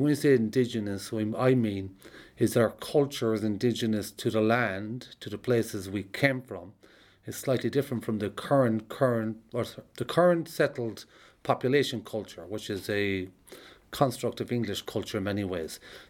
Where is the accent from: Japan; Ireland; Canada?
Ireland; I'm an Irish traveller